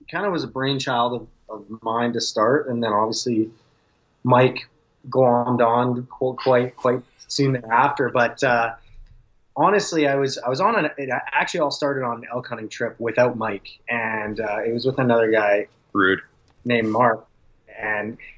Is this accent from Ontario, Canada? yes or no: no; Calgary, Alberta, Canada; My dad moved out to New Brunswick, uh, and he had a farm out there. And I grew up in Calgary